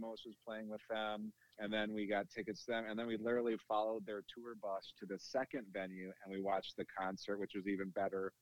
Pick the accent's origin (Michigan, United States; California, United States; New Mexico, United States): Michigan, United States; Lansing; I grew up in Lansing, Michigan